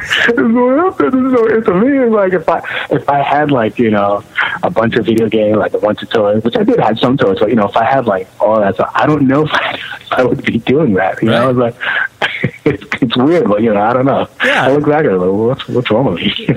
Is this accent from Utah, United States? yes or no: no; New York City, New York, United States; I was born in Brooklyn, King, Kings County Hospital